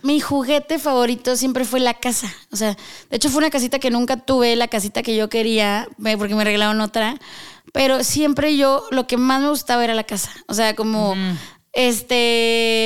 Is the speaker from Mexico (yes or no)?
yes; northern Mexico, Mexico; moved away as an adult; now in Mexico City, Mexico; Soy norteña